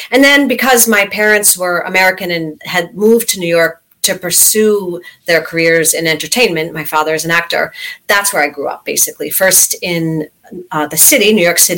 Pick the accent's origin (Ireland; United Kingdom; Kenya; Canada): Canada; Stratford, Ontario; born there; Well, I actually was born in Stratford, Ontario, so mm-hmm. I'm a little bit Canadian like you, okay.